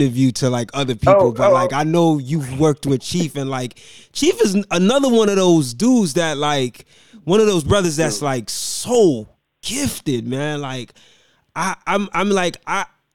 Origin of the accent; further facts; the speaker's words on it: New York City, New York, United States; I grew up in Brooklyn